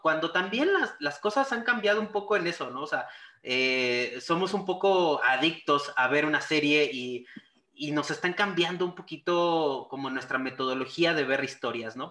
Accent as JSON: {"language": "Spanish", "country": "Mexico"}